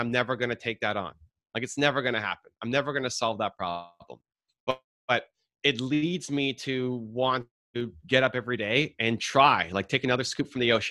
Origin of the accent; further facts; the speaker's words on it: Toronto, Ontario, Canada; I'm from Canada, Toronto. The Blue Jays, our baseball team, won back-to-back World Series when I was 12, 13